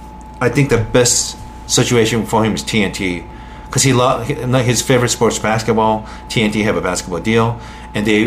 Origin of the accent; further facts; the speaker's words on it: Japan; moved away; I'm from Japan